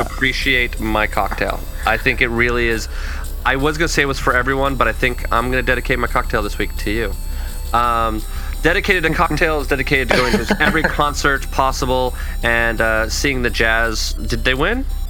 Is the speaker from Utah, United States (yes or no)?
yes; Lagoon, Utah, United States; moved away; also born or lived in Southern California; it's also ironically my hometown.